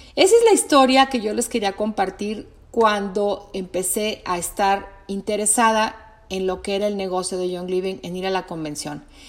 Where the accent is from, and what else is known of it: Mexico